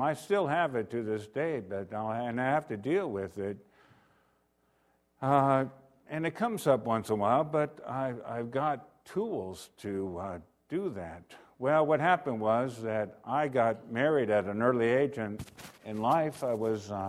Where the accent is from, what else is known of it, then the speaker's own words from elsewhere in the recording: Renton, Washington, United States; I was born in Renton, Washington